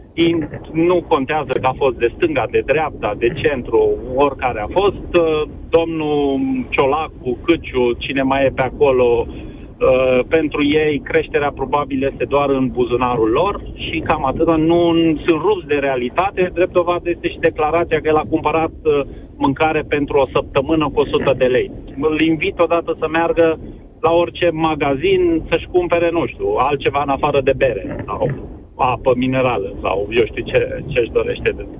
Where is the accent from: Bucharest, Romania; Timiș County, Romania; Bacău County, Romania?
Timiș County, Romania; Timișoara; eu sunt timișorean